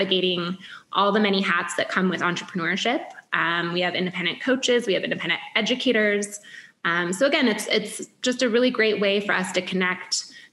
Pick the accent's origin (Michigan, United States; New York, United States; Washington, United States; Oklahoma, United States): Michigan, United States; moved away as an adult; now in Chicago, United States; I'm from the Midwest originally. I grew up in Michigan. I moved to Chicago, 20 years old